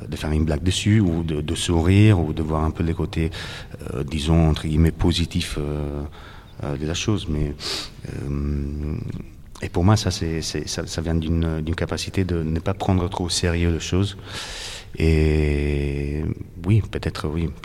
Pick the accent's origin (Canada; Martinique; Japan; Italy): Italy; Naples, Campania; accent: Italian; French is a second language; moved away as an adult; also born or lived in Paris; now in Greece; Cette ville, là c'est là où j'ai grandi.